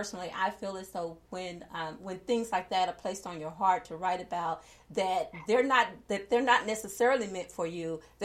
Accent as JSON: {"language": "English", "region": "the South", "country": "United States", "tie": "born or raised there", "said": "growing up in the South and as a woman of color"}